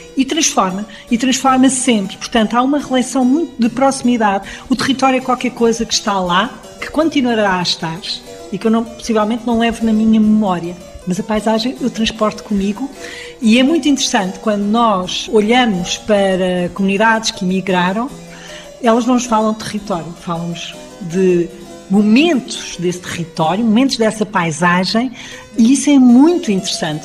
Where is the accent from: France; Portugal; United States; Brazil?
Portugal; Alentejo; eu sou do Alentejo